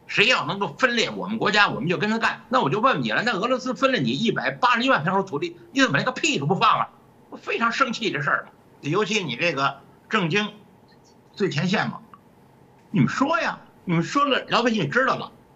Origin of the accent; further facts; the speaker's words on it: China; 我们大陆